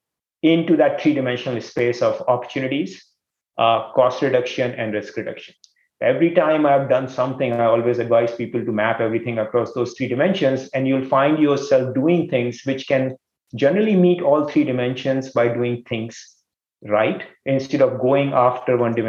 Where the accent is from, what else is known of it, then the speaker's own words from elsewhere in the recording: India; moved away as an adult; now in East Coast, United States; I grew up in India, did my engineering there